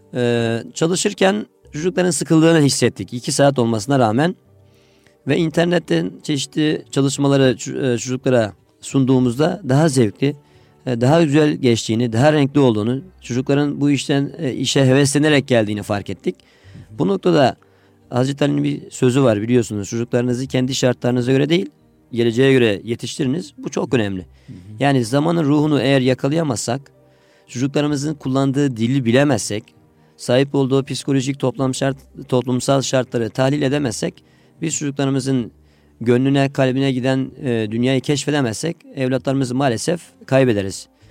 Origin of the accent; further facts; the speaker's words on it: Adıyaman, Turkey; moved away as an adult; now in Istanbul, Turkey; Adıyamanlıyım. Evet. Adıyaman İmam Hatip Lisesi'ni bitirdim